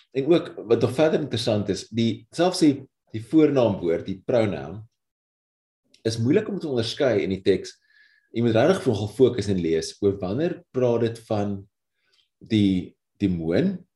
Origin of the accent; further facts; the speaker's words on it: South Africa; ons eie geskiedenis as Suid-Afrikaners